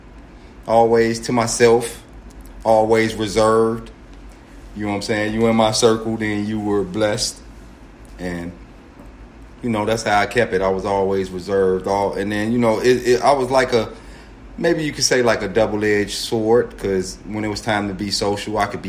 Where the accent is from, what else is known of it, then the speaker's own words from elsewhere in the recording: Chicago, Illinois, United States; I was born in Chicago, on the west side of Chicago